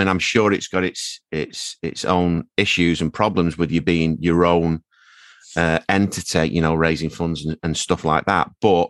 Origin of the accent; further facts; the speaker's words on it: Manchester, North West England, United Kingdom; moved away as an adult; also born or lived in Stretford; now in Sale, United Kingdom; I'm from North Manchester originally. You know, we me and my wife lived in Stretford, and now we're living in Sale. We've been in Sale for 13, 14 years.